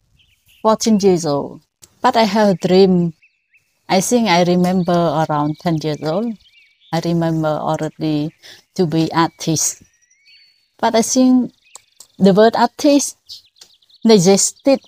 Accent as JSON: {"language": "English", "region": "Battambang", "country": "Cambodia", "tie": "born or raised there", "also_born_or_lived": "France", "second_language": "English", "moved": "as an adult", "lives_now": "Phnom Penh, Cambodia", "said": "in my area in Battambang, I was born in Battambang"}